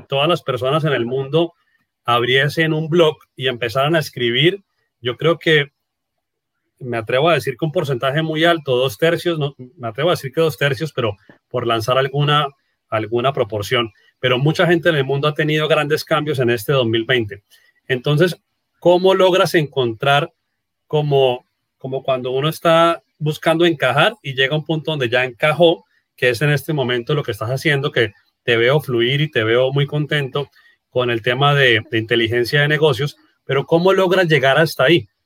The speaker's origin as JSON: {"language": "Spanish", "region": "Norte de Santander", "country": "Colombia"}